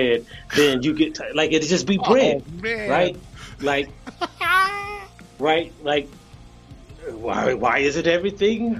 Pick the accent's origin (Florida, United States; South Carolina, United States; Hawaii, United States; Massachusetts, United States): South Carolina, United States; I am from South Carolina